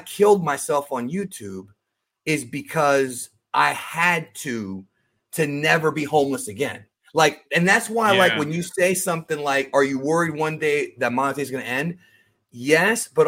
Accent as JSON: {"language": "English", "country": "Cuba", "moved": "yes", "said": "My family's in Cuba. I'm an immigrant from Cuba."}